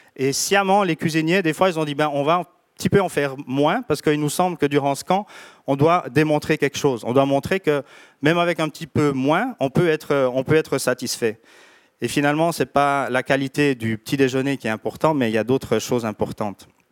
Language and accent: French; Switzerland; on vient de Suisse